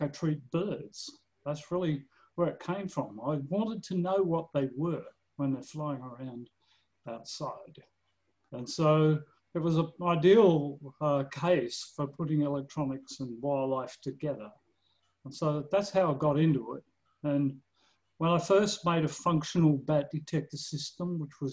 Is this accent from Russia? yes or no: no; Australia; now in Missouri, United States; I'm Australian, but I live in Missouri